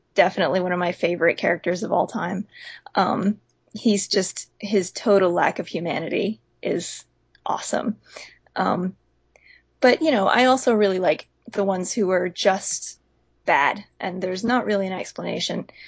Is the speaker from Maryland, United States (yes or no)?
no; Pensacola, Florida, United States; I'm from Pensacola